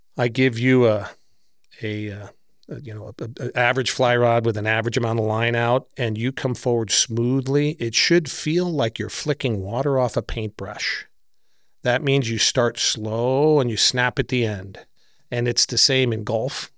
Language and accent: English; San Francisco, California, United States; I grew up right near Golden Gate Park in San Francisco.